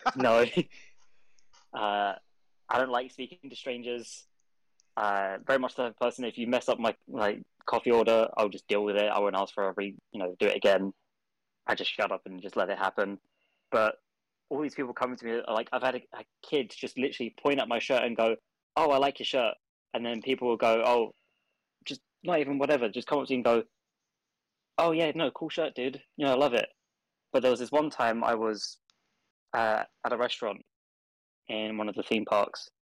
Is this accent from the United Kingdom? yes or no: yes; England, United Kingdom